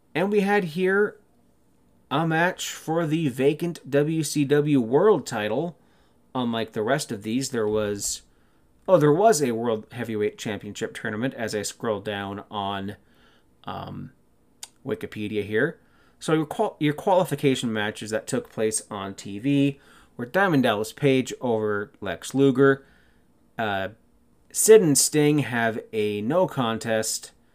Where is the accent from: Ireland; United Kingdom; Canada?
Canada; being Canadian